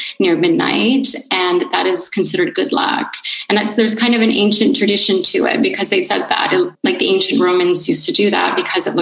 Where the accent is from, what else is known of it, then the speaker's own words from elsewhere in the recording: Canada; moved away as an adult; now in Italy; me being Canadian